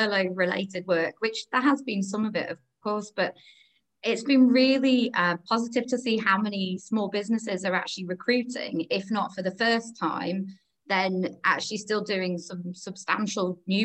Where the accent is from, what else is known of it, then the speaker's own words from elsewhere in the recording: Harrogate, Yorkshire and the Humber, United Kingdom; moved away as an adult; also born or lived in London; I'm originally from Harrogate, but I lived down in London for 10 years or so